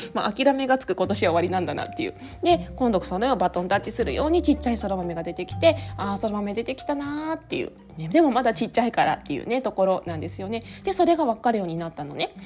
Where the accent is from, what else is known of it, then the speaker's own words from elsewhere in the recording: eastern Japan, Japan; moved away as an adult; also born or lived in Tokyo metropolitan area; now in Okayama, Japan; 私も東日本出身なので